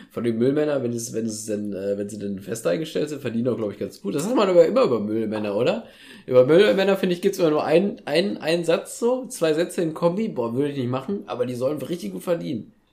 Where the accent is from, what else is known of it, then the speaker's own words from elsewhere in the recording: Soest, North Rhine-Westphalia, Germany; hier aus Soest